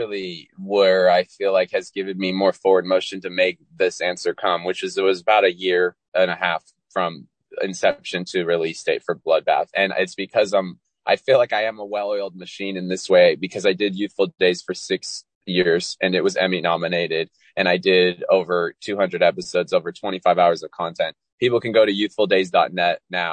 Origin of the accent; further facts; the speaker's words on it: California, United States; also born or lived in Walnut Creek, California / San Diego / Folsom / Danville; I was born in Walnut Creek, California, and I grew up all over California